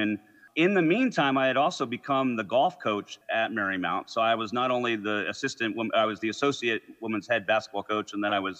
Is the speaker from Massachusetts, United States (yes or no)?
no; Potomac, Maryland, United States; born or raised there; also born or lived in Westchester County, New York